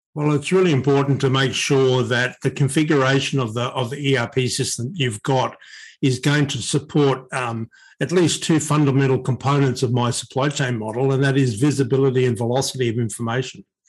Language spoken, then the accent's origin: English; Australia; we are a part of Asia